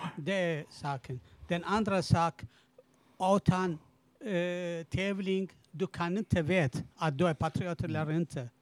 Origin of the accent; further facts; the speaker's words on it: Iraq; Swedish is a second language; moved away as an adult; now in Sweden; jag är bara irakier